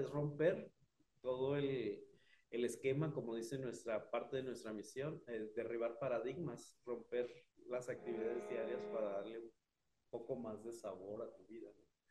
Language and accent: Spanish; Mexico; also born or lived in Chihuahua; de México